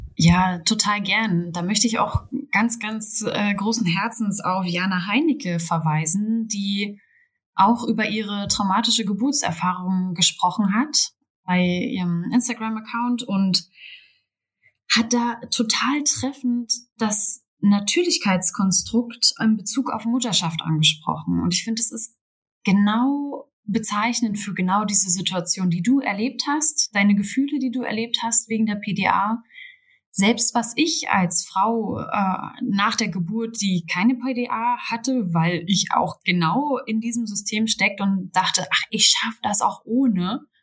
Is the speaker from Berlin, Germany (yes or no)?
yes; Berlin, Germany; selbst in der Großstadt, ich komme aus Berlin